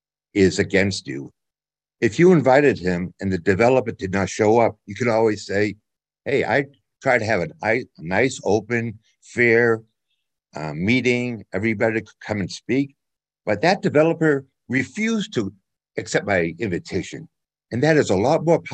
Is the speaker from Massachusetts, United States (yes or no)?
yes; Boston, Massachusetts, United States; now in Iowa, United States; I grew up in the Boston area. I live in Iowa now